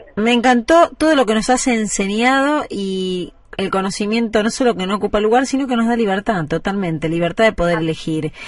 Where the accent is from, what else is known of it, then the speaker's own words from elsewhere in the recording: Argentina; Somos los argentinos